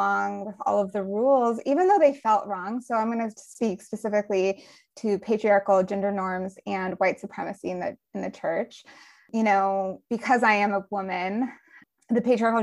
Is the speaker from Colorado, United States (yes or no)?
yes; Colorado, United States; now in Georgia, United States; I grew up in Colorado and in the suburbs of Colorado.